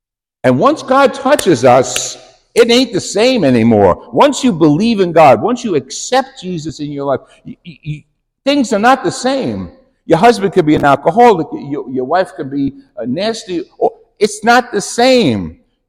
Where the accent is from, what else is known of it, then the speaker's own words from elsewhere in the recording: New York, United States; moved away; we come from New York